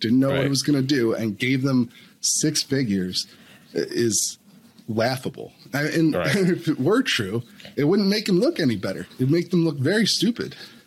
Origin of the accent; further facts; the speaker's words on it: Pennsylvania, United States; now in Virginia, United States; I'm from Pennsylvania originally